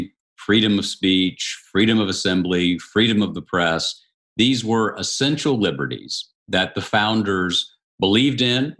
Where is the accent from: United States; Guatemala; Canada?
United States; Tennessee; In our native region, you're from Virginia, I'm from Tennessee